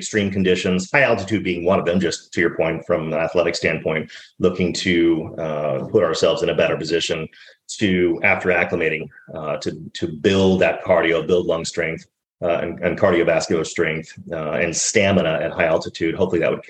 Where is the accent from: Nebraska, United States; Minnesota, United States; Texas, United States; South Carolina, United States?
Texas, United States; Dallas; I grew up in Dallas, Texas